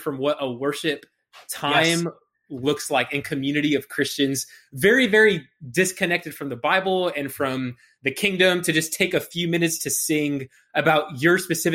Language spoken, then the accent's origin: English; United States; I was born in America, have only ever lived in America